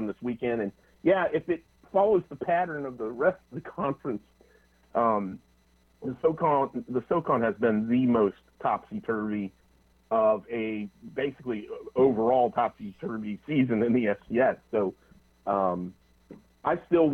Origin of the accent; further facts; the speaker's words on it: Greenville, South Carolina, United States; I grew up in the Greenville, South Carolina area